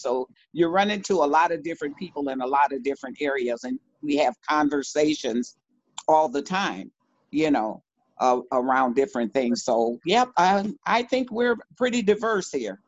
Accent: Milwaukee, Wisconsin, United States; I always feel a connectedness to what is called the inner city of Milwaukee

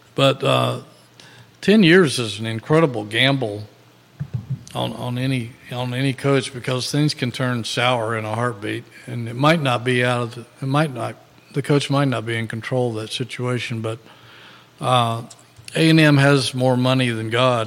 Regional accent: Virginia, United States; I'm from Virginia

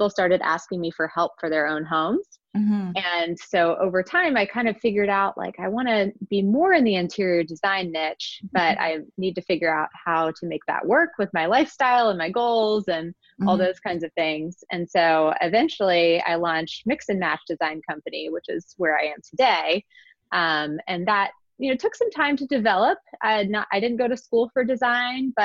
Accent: Virginia, United States; moved away as an adult; now in Philadelphia, United States; Grew up in Virginia

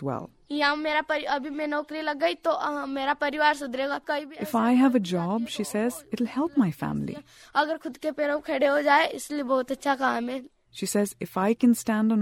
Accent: India; I grew up in India, in an urban middle-class family.

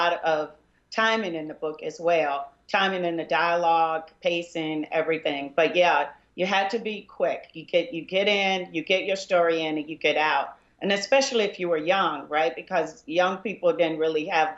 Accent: Arkansas, United States; I'm from Arkansas

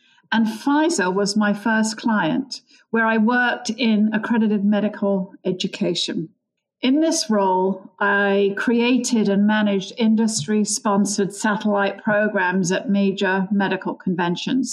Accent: London, United Kingdom; moved away as an adult; now in United States; I grew up in London, England. My parents emigrated from Ireland

